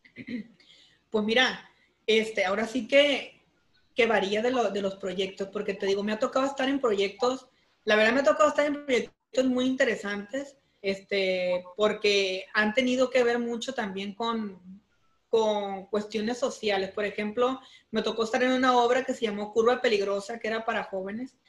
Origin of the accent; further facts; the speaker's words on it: Durango, Mexico; now in Culiacán, Mexico; soy de un rancho, soy de Durango